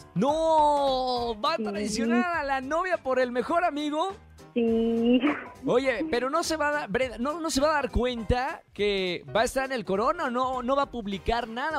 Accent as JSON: {"language": "Spanish", "region": "northern Mexico", "country": "Mexico", "accent": "norteño", "moved": "yes", "said": "Ese acento sonó como de mi tierra, de por allá el norte"}